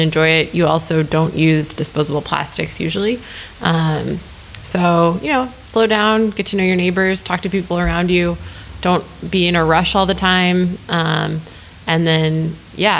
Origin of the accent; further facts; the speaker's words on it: Lake Mills, Wisconsin, United States; also born or lived in New Jersey; now in Oakland, United States; I'm from a very small town called Lake Mills, and it's about 30 minutes outside of Madison.